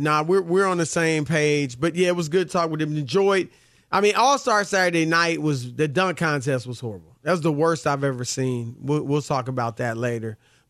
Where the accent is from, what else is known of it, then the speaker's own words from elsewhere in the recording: Cleveland, Ohio, United States; I'm from Cleveland, one of the many places I'm from.